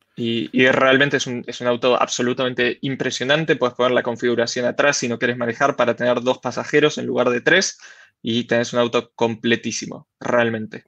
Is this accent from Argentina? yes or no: yes; Rosario, Santa Fe, Argentina; como buen, buen rosarino